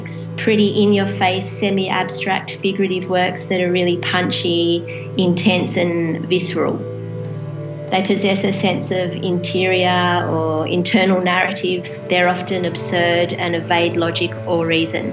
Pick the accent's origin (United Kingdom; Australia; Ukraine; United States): Australia; Sydney, New South Wales; moved away as an adult; now in Mildura, Australia; I'm from Sydney, and I recently relocated to Mildura.